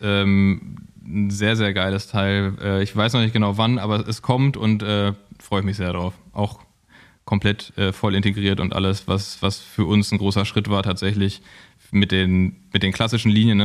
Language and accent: German; Cologne, North Rhine-Westphalia, Germany; now in Berlin, Germany; als Kölner